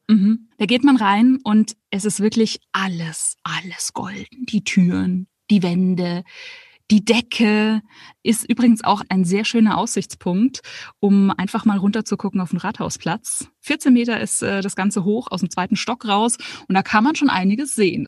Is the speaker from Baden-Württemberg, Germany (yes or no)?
no; Munich, Bavaria, Germany; als Münchnerin